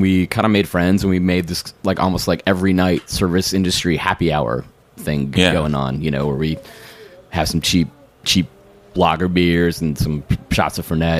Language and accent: English; Milwaukee, Wisconsin, United States; moved away; I'm from Wisconsin, so you know, I'm from Milwaukee